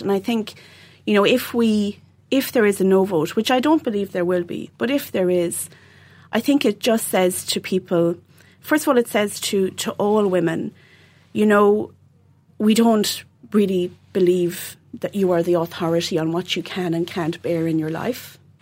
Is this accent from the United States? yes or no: no; Dundrum, Munster, Ireland; I'm from Dundrum, County Tipperary